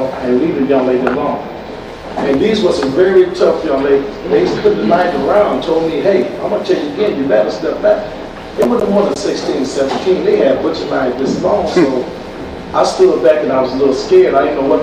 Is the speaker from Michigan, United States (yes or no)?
yes; Detroit, Michigan, United States; also born or lived in Chicago; I'm from Detroit, Michigan. I'm working here in Chicago